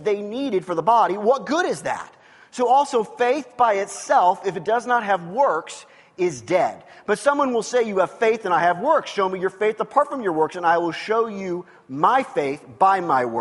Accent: Lee's Summit, Missouri, United States; moved away; that's the town I grew up in.

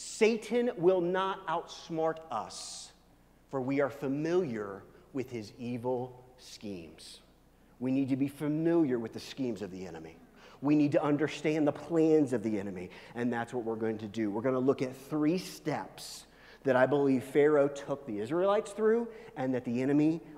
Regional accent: Midwest, United States; I'm from the Midwest.

